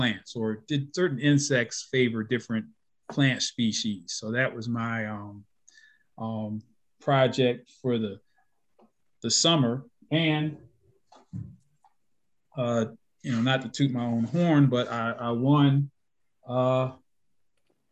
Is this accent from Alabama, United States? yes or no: no; Baltimore, Maryland, United States; moved away as an adult; also born or lived in Kentucky / Florida / Tennessee; I'm a native of Baltimore, Maryland